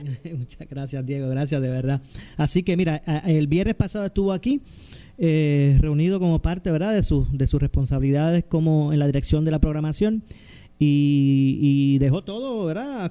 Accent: Ponce, Puerto Rico; yo soy ponceño

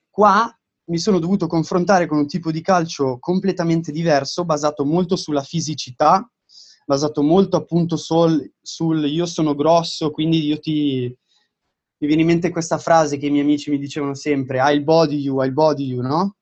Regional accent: Domodossola, Piedmont, Italy; moved away as an adult; also born or lived in Milan; now in Fort Lauderdale, United States; sono di Domodossola, quindi nel nord del Piemonte

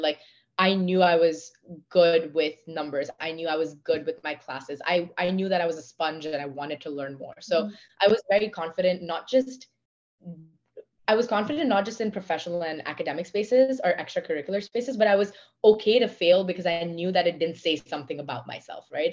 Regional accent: India; accent: Indian; moved away; also born or lived in Pennsylvania, United States; I was one of the few, if not the only women from my country

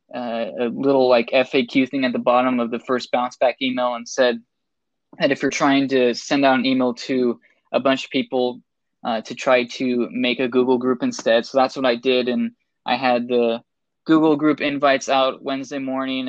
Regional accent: Seattle, Washington, United States; I'm originally from Seattle

